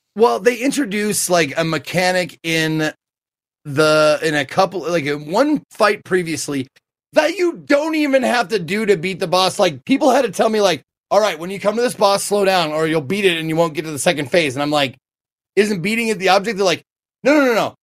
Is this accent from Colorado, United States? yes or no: yes; Colorado, United States; my home state of Colorado